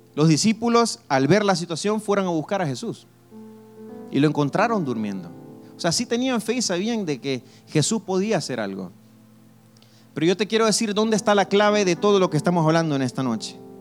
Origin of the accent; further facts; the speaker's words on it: El Salvador; Yo soy del Salvador